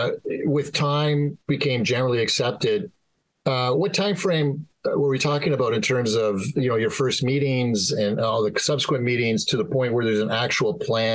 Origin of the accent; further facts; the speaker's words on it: Waterloo, Ontario, Canada; I grew up in Waterloo. So, my Italian mother took care of me.